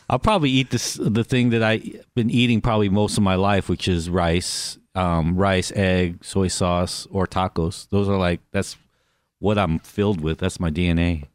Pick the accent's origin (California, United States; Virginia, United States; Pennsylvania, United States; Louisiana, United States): California, United States; Los Angeles; also born or lived in Anaheim, California; I grew up in Koreatown, I grew up in Anaheim